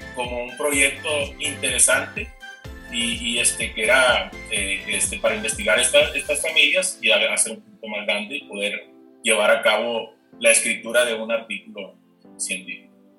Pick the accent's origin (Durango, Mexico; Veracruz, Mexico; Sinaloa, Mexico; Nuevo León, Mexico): Sinaloa, Mexico; Culiacán; moved away as an adult; now in Chihuahua, Mexico; regresarme entonces a, mi tierra, a Culiacán